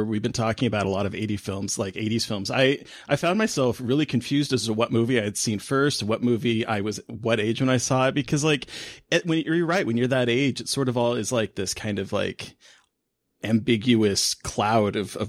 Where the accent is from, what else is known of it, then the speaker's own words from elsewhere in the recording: Alaska, United States; I grew up in Alaska and we didn't have drive-ins up in Alaska.